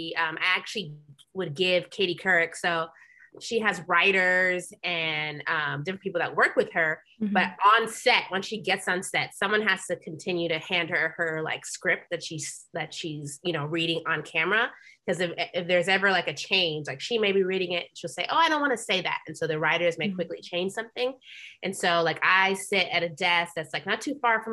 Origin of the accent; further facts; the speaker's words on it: New York, United States; moved away as an adult; now in Los Angeles, United States; I'm from New York originally. So I moved back home